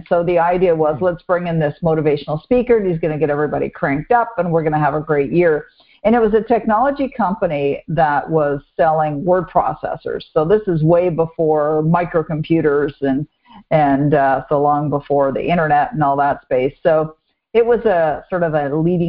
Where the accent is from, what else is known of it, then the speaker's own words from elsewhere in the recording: Toronto, Ontario, Canada; also born or lived in Vancouver / Montreal; now in Ottawa, Canada; I was born and raised in Toronto